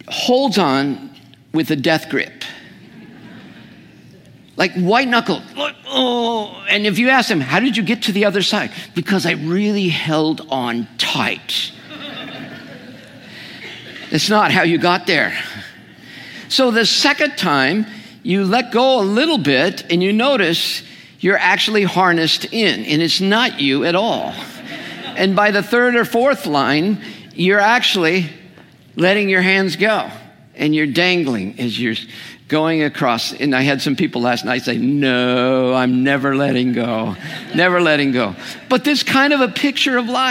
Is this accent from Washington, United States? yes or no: no; California, United States; I'm a Californian